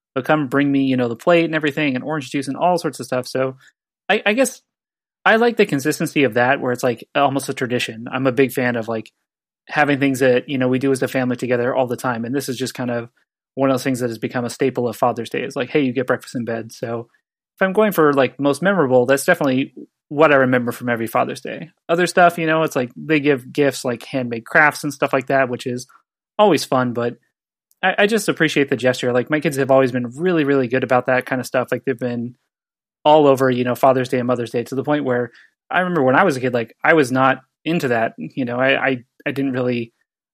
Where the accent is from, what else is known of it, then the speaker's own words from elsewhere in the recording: San Diego, California, United States; I'm from San Diego